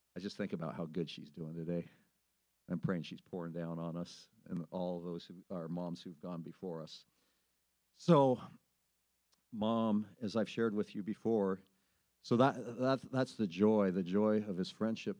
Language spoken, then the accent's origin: English; Sublimity, Oregon, United States; I grew up in Sublimity, Oregon, population 813.